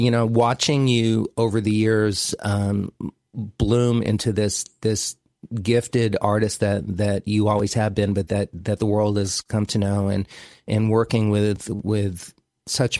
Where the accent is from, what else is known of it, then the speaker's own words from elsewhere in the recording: Miami, Florida, United States; growing up in Miami in the 50s and 60s, late 50s and 60s